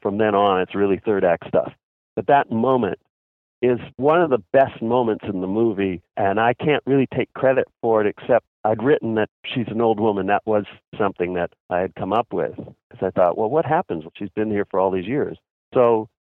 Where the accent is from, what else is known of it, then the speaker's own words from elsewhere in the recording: Canada; now in Los Angeles, United States; I was born in Canada